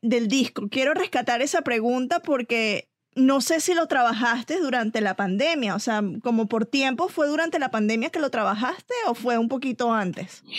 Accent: Venezuela; soy venezolana, pero amo a México

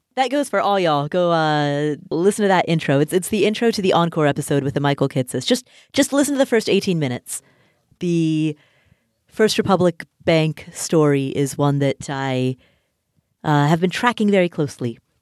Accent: Kathmandu, Bagmati, Nepal; I am Nepali. I was born in Kathmandu, Nepal

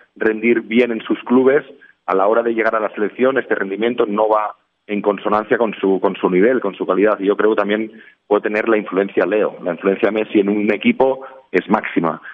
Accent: Barcelona, Catalonia, Spain; moved away as an adult; also born or lived in Valencia; mi, mi, origen, que es Barcelona, y decido volver a mi tierra

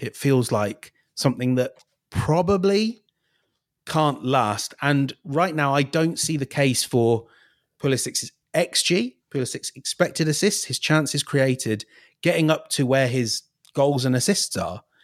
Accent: England, United Kingdom; I'm English

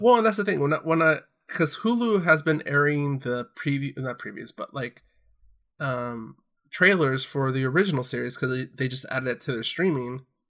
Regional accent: Orange County, California, United States; growing up in Orange County

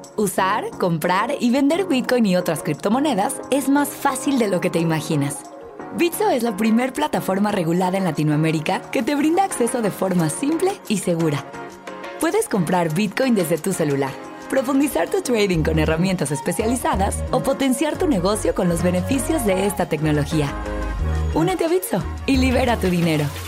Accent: Colombia; moved away as an adult; also born or lived in Chicago, United States; yo soy originalmente colombiano, pero fui a, estudiar en Estados Unidos, estudié en Chicago

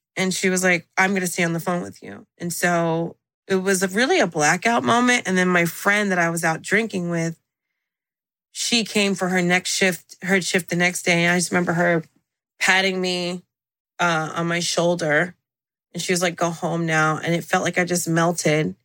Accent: Central New Jersey, United States; first language English; moved away as an adult; also born or lived in Miami / New York City; I call myself the Khaleesi of Jersey because I was born in the North, raised in Central, lived in the South

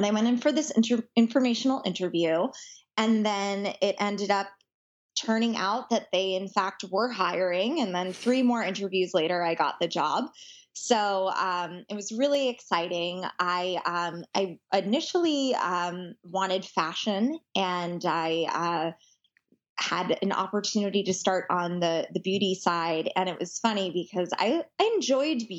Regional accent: United States; moved away as an adult; I am originally from New York and New Jersey

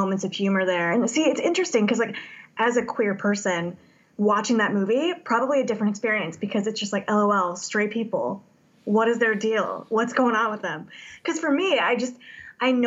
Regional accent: Indiana, United States; I'm from Indiana

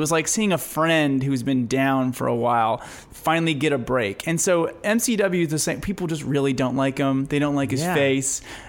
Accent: Wisconsin, United States; I'm from Wisconsin, yes.

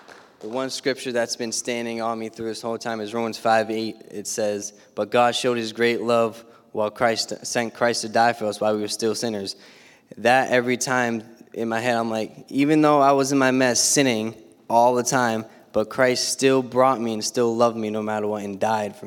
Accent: Bridgewater, Massachusetts, United States; I'm from Bridgewater, Mass

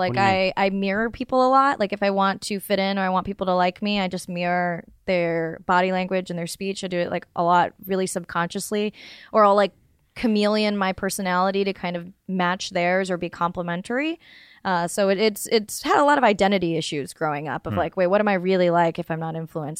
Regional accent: North Carolina, United States; I grew up in the South. No, I grew up, but like I had a North Carolina accent for like a long time.

